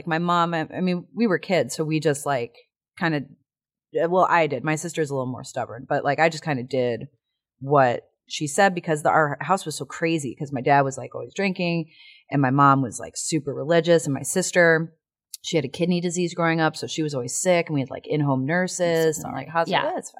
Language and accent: English; Illinois, United States; Outside of Chicago.